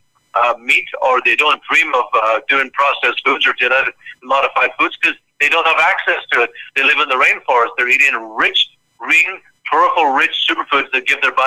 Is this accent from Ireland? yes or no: yes; Ireland; moved away as an adult; now in United States; when I grew up in Ireland